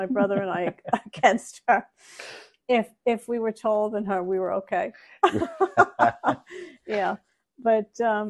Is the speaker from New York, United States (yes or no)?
yes; North Bellmore, New York, United States; So I grew up in North Belmore.